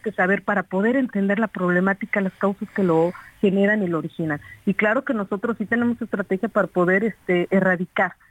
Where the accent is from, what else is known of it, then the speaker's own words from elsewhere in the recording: Cuautla, Morelos, Mexico; yo soy de Morelos, los que somos de Morelos amamos y queremos esta tierra bendita, como yo lo he dicho. Yo soy de Cuautla, Morelos